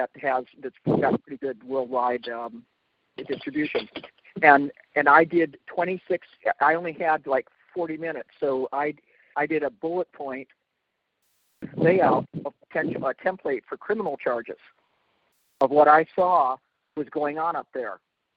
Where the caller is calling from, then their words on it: Olympia, Washington, United States; I'm calling from Olympia, Washington State